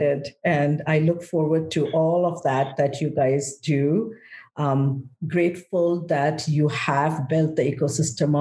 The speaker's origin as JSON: {"language": "English", "country": "India", "tie": "born or raised there", "moved": "as an adult", "lives_now": "United States", "said": "I'm grateful I was raised in India. So I grew up in one country. I have come to be in the States for the last 25 years."}